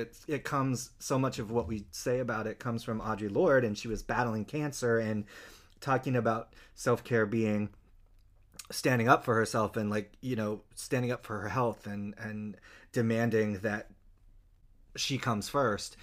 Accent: Utah, United States; moved away; I'm from Utah

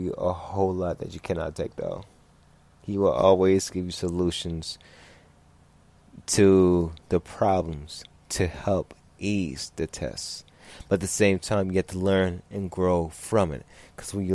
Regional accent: Los Angeles, California, United States; growing up in South Central in other parts of California.

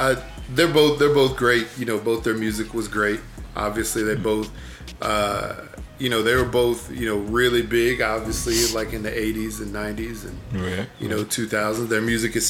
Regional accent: Houston, Texas, United States; my hometown, Houston

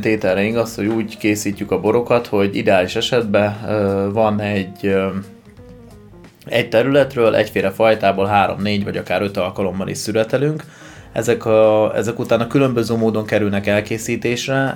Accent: Debrecen, Hajdú-Bihar, Hungary; moved away; also born or lived in Tokaj-Hegyalja; én debreceni vagyok

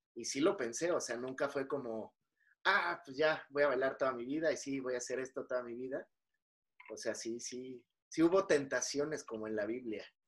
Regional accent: Mexico

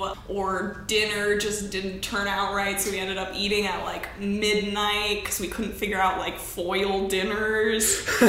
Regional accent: Denver, Colorado, United States; born or raised there; also born or lived in St. Louis, Missouri

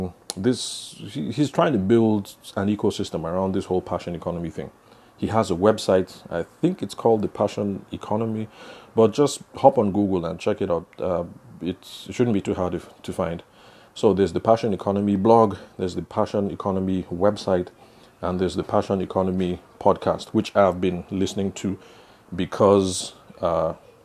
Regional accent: Benue, Nigeria; now in Abuja, Nigeria; the area that I will call home, because I'm from Benue State.

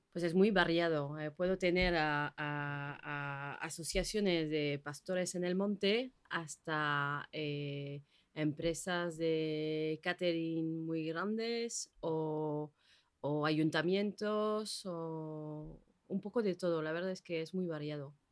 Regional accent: French Basque Country, Nouvelle-Aquitaine, France; moved away as an adult; now in Bilbao, Spain; llevo 15 años aquí en Bilbao, soy del País Vasco francés

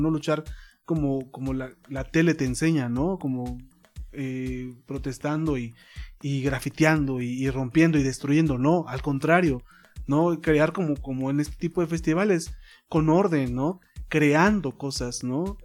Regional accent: Mexico; nosotros como mexicanos

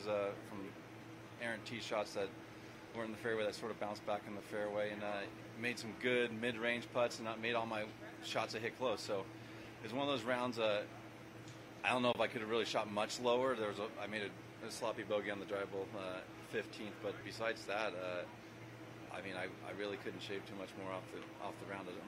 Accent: San Diego, California, United States; moved away as an adult; also born or lived in Las Vegas; we call San Diego home, where I grew up

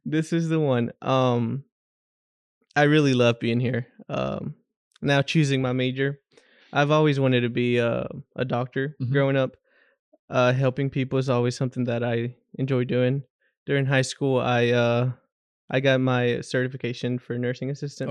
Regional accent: Batesburg, South Carolina, United States; I'm from Batesburg, South Carolina. Okay but I graduated from Saluda High School

